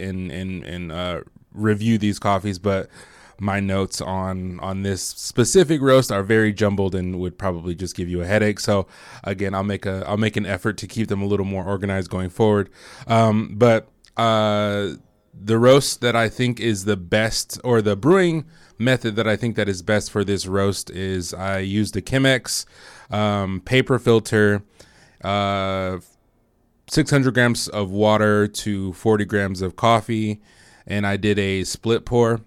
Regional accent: Michigan, United States; moved away as an adult; I am from Michigan originally

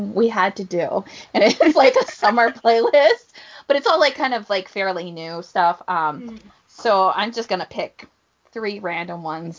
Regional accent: Florida, United States; I'm from Florida

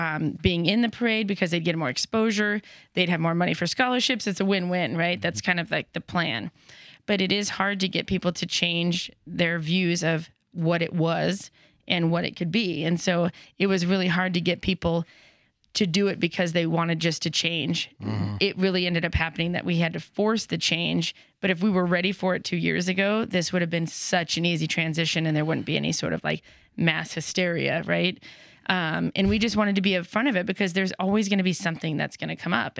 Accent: California, United States; now in Boise, United States; California, where I'm from originally

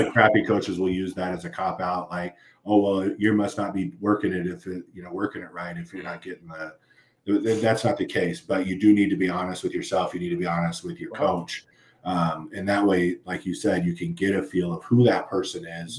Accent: LA County, Southern California, United States; moved away; I came from Southern California, so I grew up in uh, the LA County area

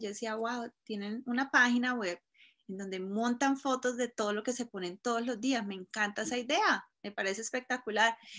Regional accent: Cúcuta, Norte de Santander, Colombia; moved away as an adult; now in Colorado, United States; colombiana de Cúcuta, de Cúcuta, la frontera con Venezuela. Eh, llegué aquí a los 18 años

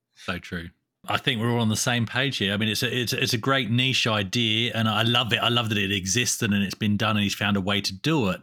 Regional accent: England, United Kingdom; moved away; I'm from England

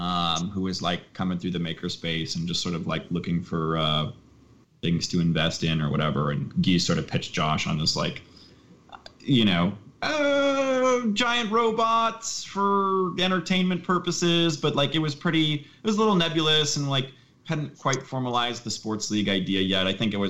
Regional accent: Minnesota, United States; I grew up in Minnesota

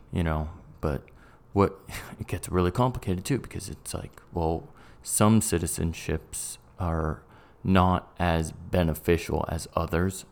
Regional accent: England, United Kingdom; also born or lived in United States; I'm an English guy and a Brit and a American.

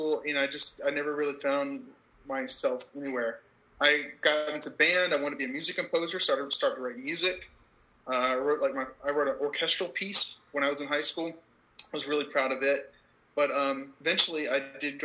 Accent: Georgia, United States; moved away; I'm from Georgia originally.

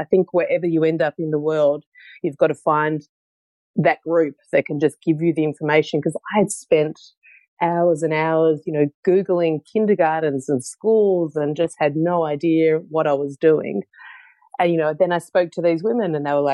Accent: Melbourne, Victoria, Australia; moved away as an adult; also born or lived in Netherlands; from Melbourne originally. I grew up in Melbourne

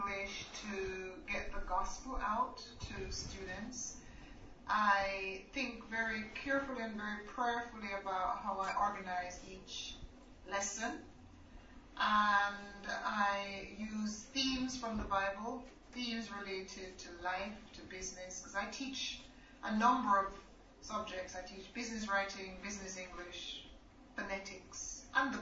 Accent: Jamaica; also born or lived in England; now in China; I was born in Jamaica.

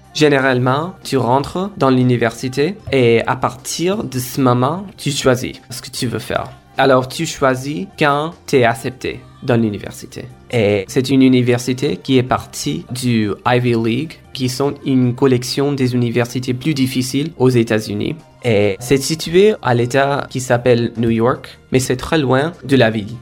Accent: India; first language Kora; French is a second language; moved away as an adult; now in Basque Country, Spain; ma langue maternelle qui s'appelle Kora, que je parlais dans ma maison, c'est une des langues plus vulnérables en Inde

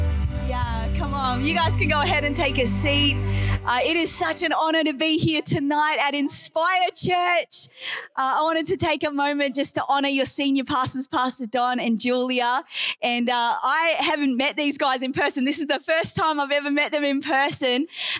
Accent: New Zealand; accent: Aussie; now in Australia; Don't let my Aussie accent fool you. I did actually grow up in New Zealand. I'm a Kiwi at heart, so go All Blacks and all that. Grew up in New Zealand and now I'm permanently based in Australia

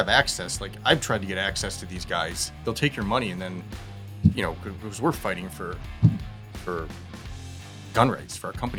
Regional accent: Illinois, United States; also born or lived in California; now in Utah, United States; I was in California for 10 years via Illinois. I grew up in Illinois. And so I was moving to Utah.

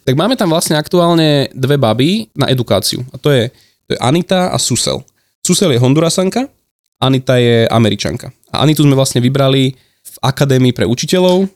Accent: Slovakia; also born or lived in Roatán

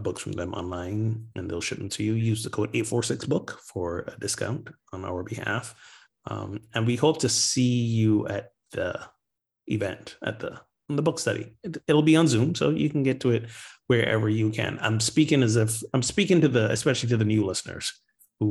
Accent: Barbados; moved away; my home country, Barbados

